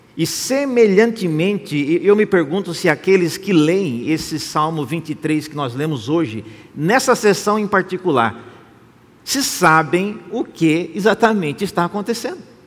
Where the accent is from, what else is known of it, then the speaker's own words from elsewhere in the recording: Brazil; Nós que somos brasileiros